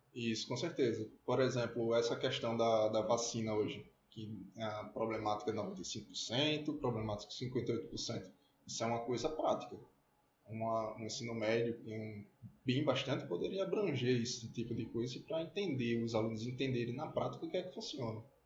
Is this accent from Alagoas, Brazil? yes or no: yes; Maceió, Alagoas, Brazil; eu sou alagoano, nasci em Maceió